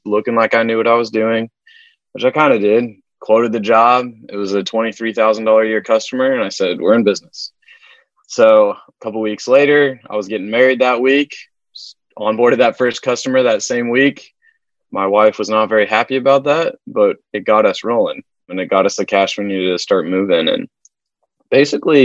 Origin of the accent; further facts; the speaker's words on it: Wichita, Kansas, United States; moved away as an adult; I'm from Wichita, Kansas. That's a lot of mom and pops.